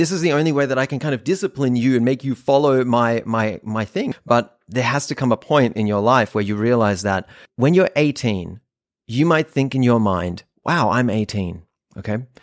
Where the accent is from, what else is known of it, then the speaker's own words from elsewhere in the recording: North Rhine-Westphalia, Germany; moved away; I grew up in Germany in a random little town in Nordrhein-Westfalen